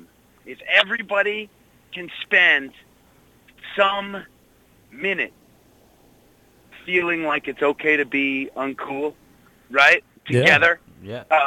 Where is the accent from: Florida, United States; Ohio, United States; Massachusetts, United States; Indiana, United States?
Massachusetts, United States; Wayland; also born or lived in Corning, New York; I was born in Corning, New York. My father was working for the Corning Glass Company, but when I was 4 years old, we moved to outside of Boston, to a town called Wayland